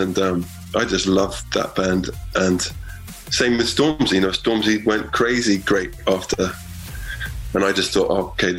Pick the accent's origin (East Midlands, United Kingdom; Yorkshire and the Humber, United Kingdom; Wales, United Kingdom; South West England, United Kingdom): South West England, United Kingdom; Exeter; moved away